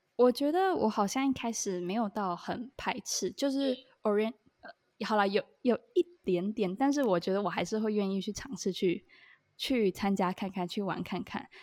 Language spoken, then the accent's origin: Chinese; Taiwan; moved away as an adult; now in Hong Kong; 我们就有一群可能有我台湾人